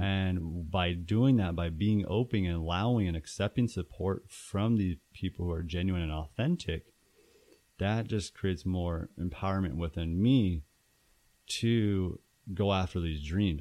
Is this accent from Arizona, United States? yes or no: yes; Tucson, Arizona, United States; moved away as an adult; also born or lived in Phoenix, Arizona; I'm from Tucson, Arizona